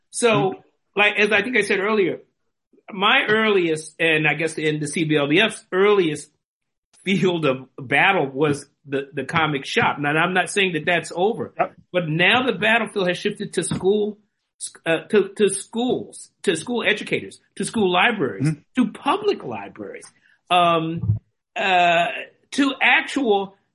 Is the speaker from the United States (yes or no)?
yes; Washington, District of Columbia, United States; I grew up in Washington DC, a city that was 70% black.